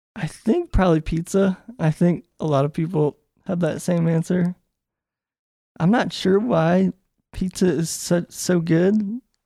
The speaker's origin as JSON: {"language": "English", "town": "Charlottesville", "region": "Virginia", "country": "United States", "tie": "born or raised there", "moved": "as an adult", "lives_now": "Richmond, United States", "said": "I grew up in Charlottesville and then, I guess, l, outside of Charlottesville, but, like, thirty minutes away from it."}